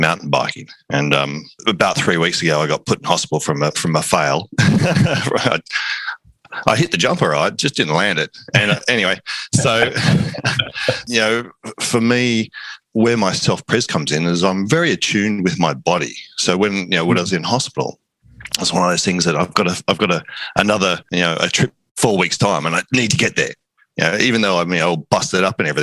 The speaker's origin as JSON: {"language": "English", "town": "Sydney", "region": "New South Wales", "country": "Australia", "said": "Sydney, Australia."}